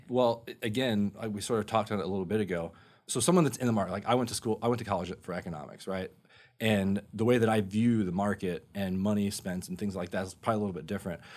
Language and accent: English; Sanford, Florida, United States; also born or lived in North Carolina; I grew up over in Sanford.